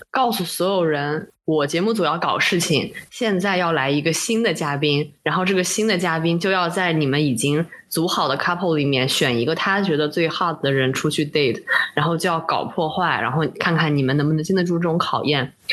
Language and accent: Chinese; China; 我一个中国人